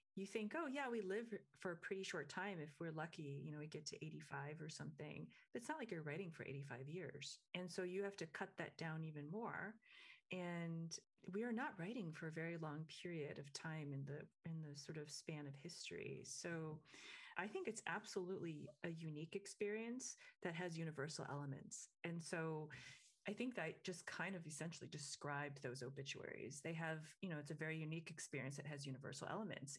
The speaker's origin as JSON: {"language": "English", "region": "Michigan", "country": "United States", "tie": "born or raised there", "said": "I grew up in Michigan"}